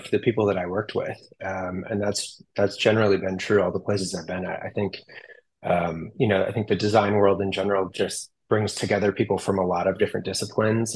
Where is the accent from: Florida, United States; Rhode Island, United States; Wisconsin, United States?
Wisconsin, United States; moved away as an adult; also born or lived in Minnesota; now in Seattle, United States; I'm from Wisconsin, but lived in Minnesota for a number of years during grad school